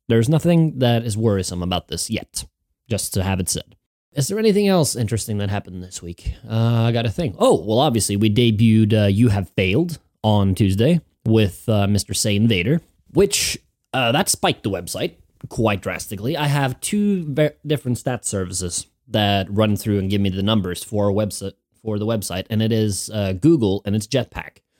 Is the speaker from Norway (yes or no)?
yes; Norway; moved away as an adult; now in Winchester, United Kingdom; I'm from Norway, Hinga Dinga country